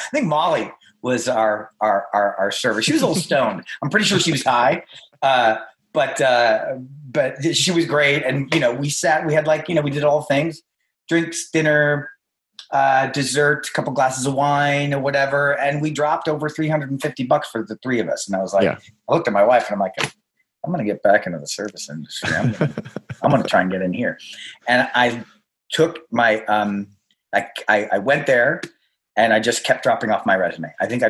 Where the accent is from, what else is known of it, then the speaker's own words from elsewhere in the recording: India; in my home, when I was growing up, I'm Indian, and, you know, food is love.